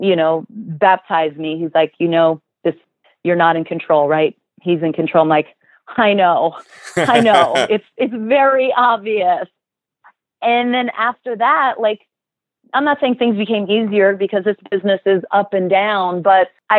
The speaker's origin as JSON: {"language": "English", "region": "South Florida", "country": "United States", "tie": "born or raised there", "also_born_or_lived": "New Jersey", "moved": "yes", "said": "And I grew up, we moved down to South Florida. I grew up there."}